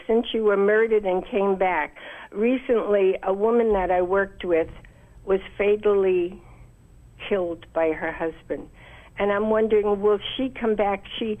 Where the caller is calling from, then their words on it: Herndon, Virginia, United States; I'm calling from Herndon from my senior center